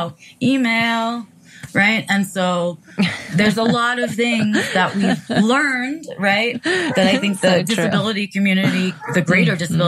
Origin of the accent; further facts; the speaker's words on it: New York City, New York, United States; I was raised in New York City